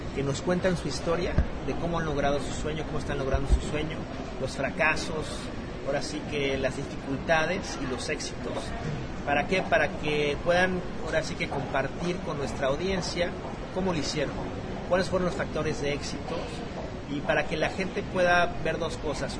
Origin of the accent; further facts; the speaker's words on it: Mexico City, Mexico; moved away as an adult; now in United States; De la Ciudad de México, ahí crecí, y nací, en la Ciudad de México.